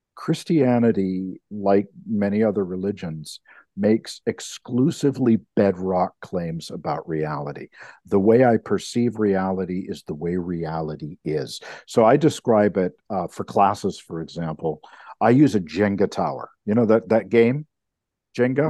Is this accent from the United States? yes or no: no; Canada; as a Canadian